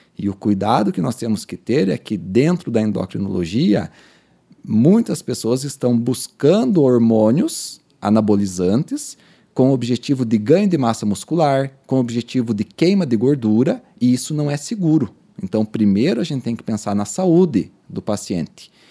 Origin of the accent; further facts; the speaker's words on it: Pato Branco, Paraná, Brazil; also born or lived in Recife; nós sulistas, eu sou nascido em Pato Branco